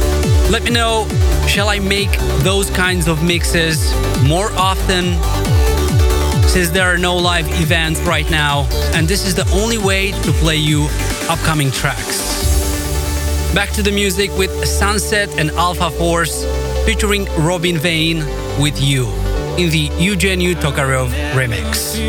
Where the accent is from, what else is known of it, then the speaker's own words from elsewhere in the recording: Moldova; Chisinau, the capital of my home country, Moldova.